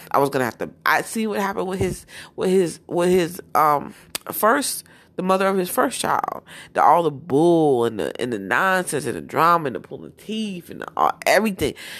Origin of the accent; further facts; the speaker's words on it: New Jersey, United States; moved away; also born or lived in Georgia / Florida; I'm from Jersey